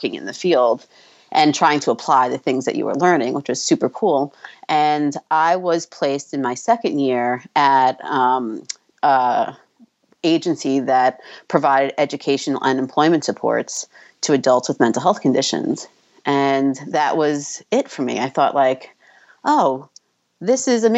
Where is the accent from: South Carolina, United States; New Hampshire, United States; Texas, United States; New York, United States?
New York, United States; moved away as an adult; now in New Jersey, United States; I was from New York